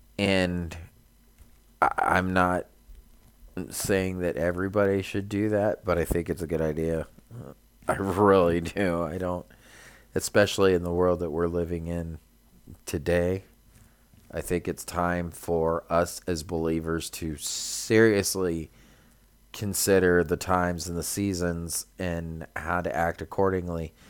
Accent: California, United States; we're from California

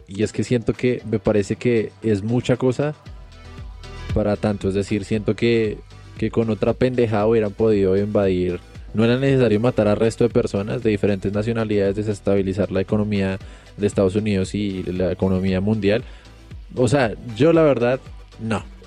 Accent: Colombia; somos colombianos

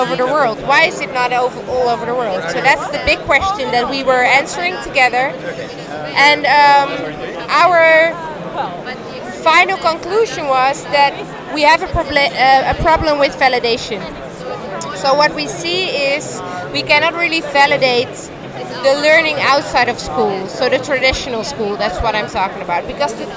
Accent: Amsterdam, North Holland, Netherlands; I'm from Amsterdam

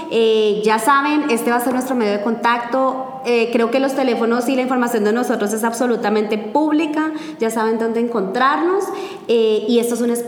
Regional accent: Bogotá, Colombia; puntualmente lo hablo en Colombia, en Bogotá, de donde yo soy, posiblemente no los teníamos.

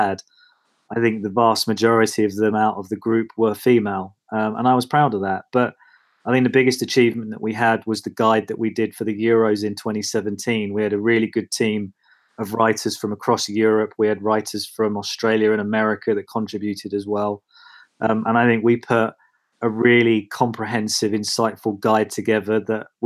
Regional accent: Watford, East of England, United Kingdom; I was working as a regional journalist in Watford, which is my hometown.

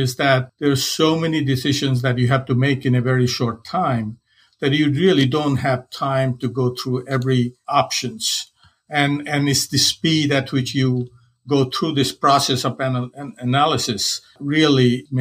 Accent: Varanasi, Uttar Pradesh, India; moved away as an adult; I grew up in India. It's a place called Banaras.

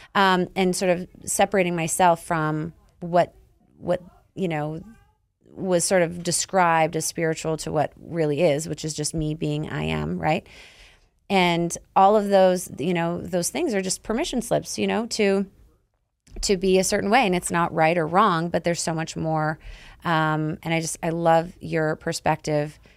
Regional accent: Canada; I'm Canadian

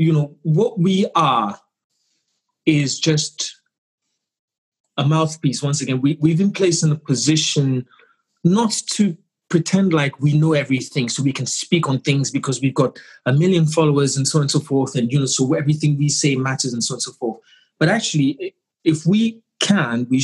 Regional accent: Ghana; being Ghanaian

